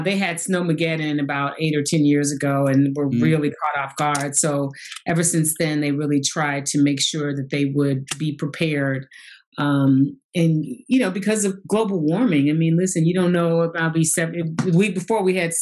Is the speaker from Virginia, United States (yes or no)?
no; St. Louis, Missouri, United States; moved away as an adult; I grew up in St. Louis. I am from St. Louis, Missouri.